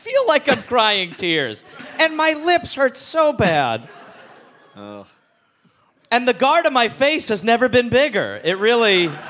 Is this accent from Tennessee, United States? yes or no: no; Wisconsin, United States; Growing up in Wisconsin